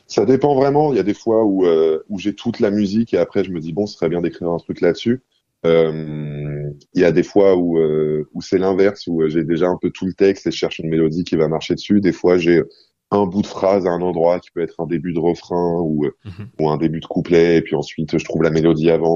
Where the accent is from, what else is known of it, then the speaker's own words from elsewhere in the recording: Cairo, Cairo Governorate, Egypt; la collection immense de, CD et de cassettes qu'il y avait dans, le salon de mon appartement au Caire